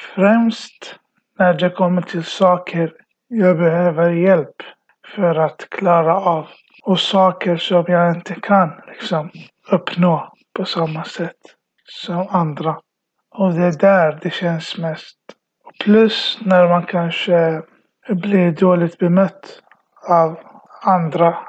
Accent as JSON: {"language": "Swedish", "country": "Iraq", "moved": "yes", "lives_now": "Sweden", "said": "jag kommer från Irak kom till Sverige 2010"}